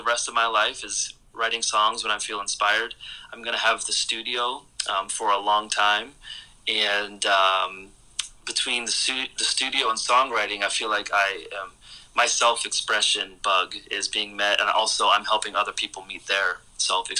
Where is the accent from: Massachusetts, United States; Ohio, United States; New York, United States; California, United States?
Ohio, United States; Cleveland; now in Pittsburgh, United States; I grew up in Cleveland, Ohio, which was kind of a plain city, and I moved to Pittsburgh